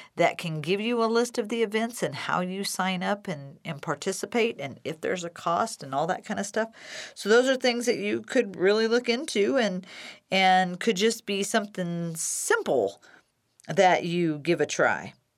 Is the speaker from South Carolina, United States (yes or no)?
no; Decatur, Illinois, United States; my hometown, Decatur, Illinois, and Macon County